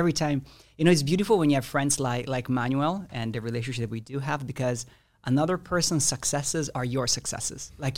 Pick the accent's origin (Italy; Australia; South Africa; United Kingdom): Italy; I'm from Italy.